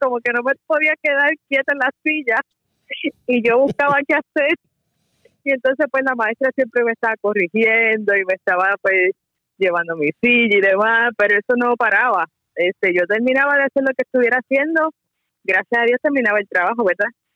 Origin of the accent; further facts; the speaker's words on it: Bayamón, Puerto Rico; also born or lived in San Juan, Puerto Rico; Yo nací en San Juan, pero este mis padres se mudaron a Bayamón cuando tenía edad de, ocho 8 años, así que entre San Juan y Bayamón fue que me crié.